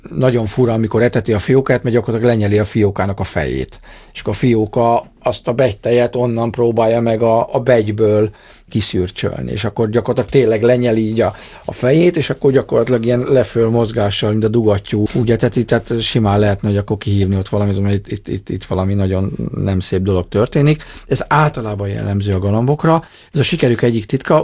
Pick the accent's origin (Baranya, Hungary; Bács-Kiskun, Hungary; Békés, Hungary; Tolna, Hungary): Tolna, Hungary; Dombóvár; Én Tolna megyei Dombovári vagyok